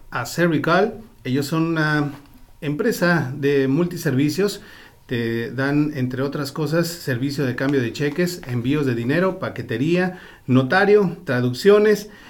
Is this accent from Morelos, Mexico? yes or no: no; Guerrero, Mexico; moved away; Soy de Guerrero.